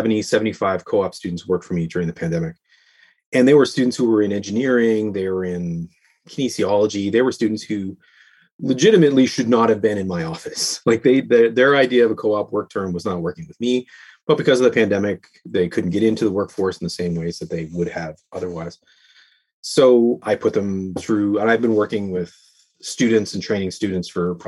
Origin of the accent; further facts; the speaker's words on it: Canada; As a Canadian, we need heating in our houses.